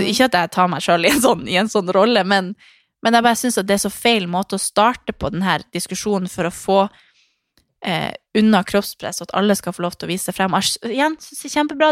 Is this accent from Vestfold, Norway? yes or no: no; Harstad, Troms, Norway; hjemme i Harstad